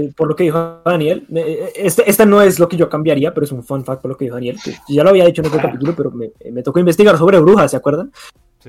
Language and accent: Spanish; Colombia; siendo eh, colombianos